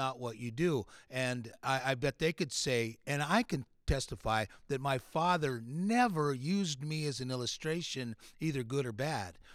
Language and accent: English; Latin American Bible Institute campus, California, United States; also born or lived in New Mexico; we grew up on the Latin American Bible Institute campus together, both fathers were professors, uh, so he's, like, a year older than me. So when we came to California from New Mexico, I was one year old